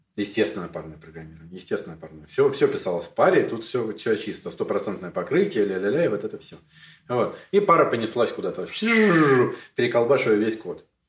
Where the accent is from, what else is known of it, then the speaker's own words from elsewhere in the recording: Moscow, Russia; moved away as an adult; now in Kyiv, Ukraine; я коренной москвич, и в Киеве живу, правда, уже больше 15 лет, но я коренной москвич